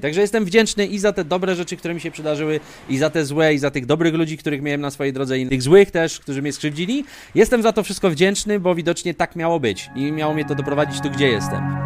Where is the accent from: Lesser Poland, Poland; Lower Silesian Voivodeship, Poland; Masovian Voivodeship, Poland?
Lesser Poland, Poland; Kraków; moved away as an adult; Ja pochodzę z Krakowa. I w zasadzie 28 lat, które właśnie mieszkałem w Polsce, to mieszkałem w Krakowie zawsze